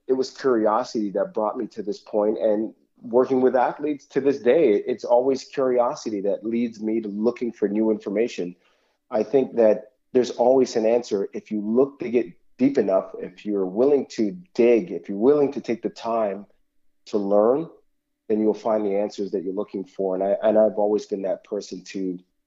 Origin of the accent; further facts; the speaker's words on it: Toronto, Ontario, Canada; I grew up in Toronto, the West End, Etobicoke of Toronto